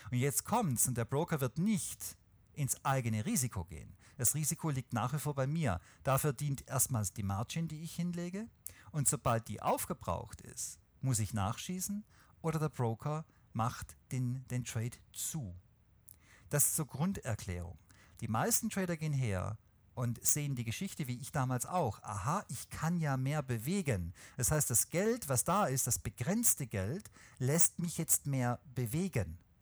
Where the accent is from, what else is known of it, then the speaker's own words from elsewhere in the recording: Swabia, Germany; außerdem bin ich Schwabe